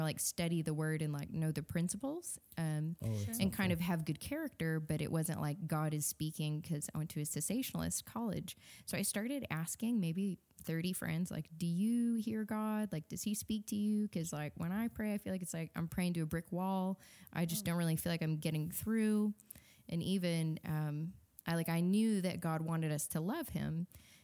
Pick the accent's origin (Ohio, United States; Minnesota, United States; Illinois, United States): Illinois, United States; Wheaton; Wheaton, so okay. Chicago suburbs. Yeah, just grew up there